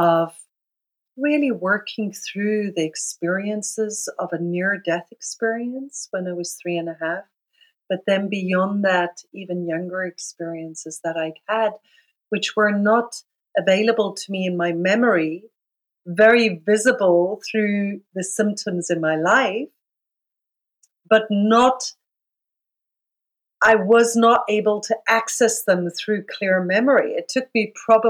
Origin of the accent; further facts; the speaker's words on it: South Africa; I grew up in South Africa, so I grew up in a system called apartheid